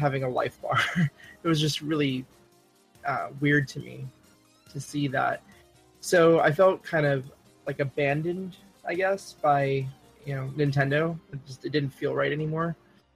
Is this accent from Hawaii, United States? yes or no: yes; Hawaii, United States; I grew up in Hawaii